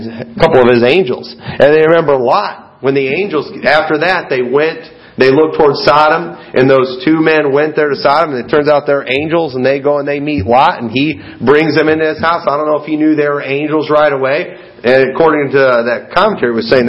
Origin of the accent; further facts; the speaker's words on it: United States; also born or lived in Sterling–Rock Falls area, Illinois; As an American